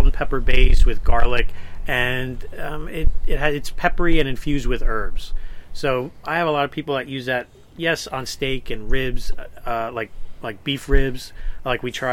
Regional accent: New Jersey, United States; I'm from Jersey

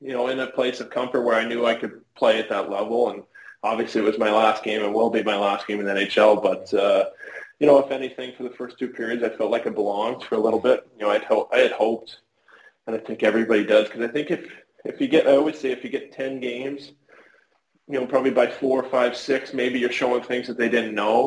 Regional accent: Canada; being Canadian too

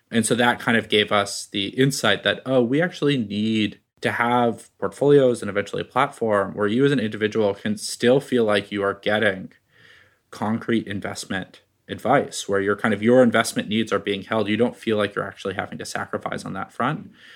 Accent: Bay Area, California, United States; I grew up in the Bay Area

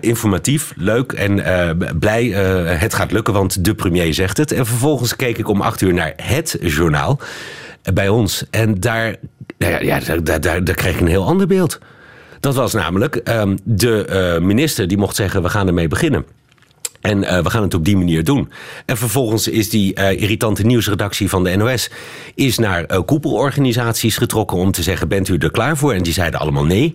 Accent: Netherlands; now in Belgium

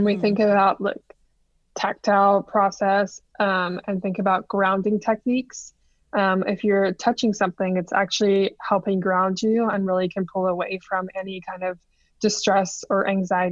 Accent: Kingston, Ontario, Canada; I'm from Kingston

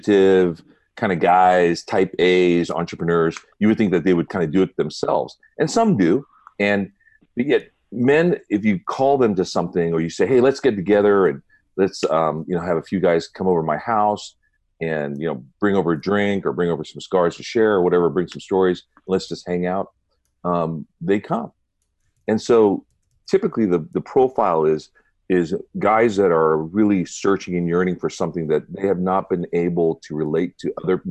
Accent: Southern California, United States; moved away as an adult; also born or lived in Colorado Springs, Colorado; I grew up in Southern California in a Buddhist home

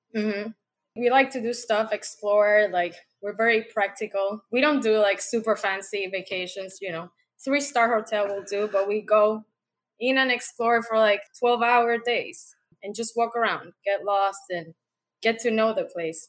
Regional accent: Puerto Rico; moved away as an adult; also born or lived in Panama; now in United States; born and raised in Puerto Rico, and I've been in the states, let's say, on and off like ten years

